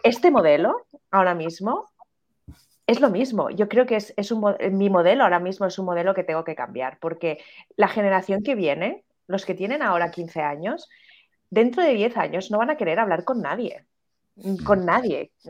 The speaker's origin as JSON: {"language": "Spanish", "country": "Spain", "said": "en España"}